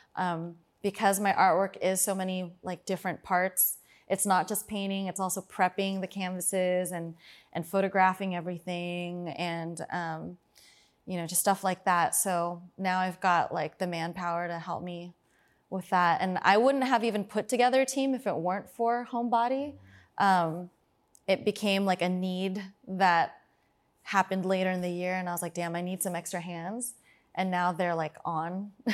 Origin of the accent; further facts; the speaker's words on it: Fremont, California, United States; I'm from Fremont